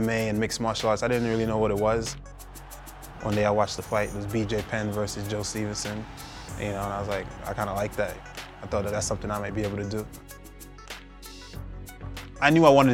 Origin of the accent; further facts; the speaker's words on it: Jamaica; moved away; Growing up in Jamaica is the type of thing that, just having that rough upbringing